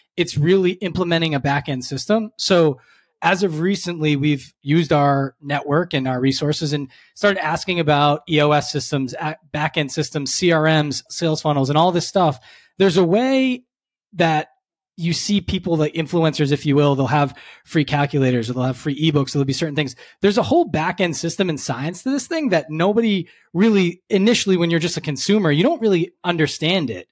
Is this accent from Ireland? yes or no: no; Cape Cod, Massachusetts, United States; now in Philadelphia, United States; Grew up in Cape Cod, Massachusetts.